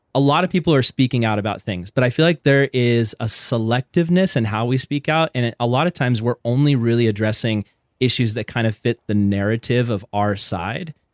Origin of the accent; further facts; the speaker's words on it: Vista, California, United States; I grew up in Vista, California.